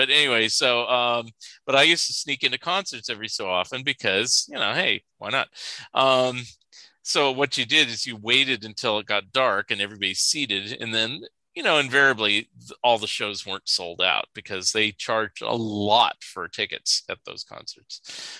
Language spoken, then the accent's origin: English; Saratoga, California, United States; moved away; where I grew up in Saratoga, there's this area or this mansion called Montalvo. And it's actually within walking distance of my dad's house.